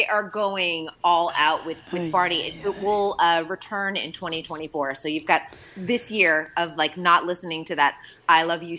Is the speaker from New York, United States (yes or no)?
no; Boston, Massachusetts, United States; accent: Boston